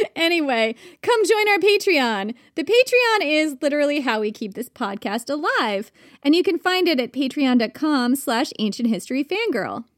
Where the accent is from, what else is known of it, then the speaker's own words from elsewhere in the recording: New York, United States; a New Yorker who's lived in tiny apartments in New York for much of my adult life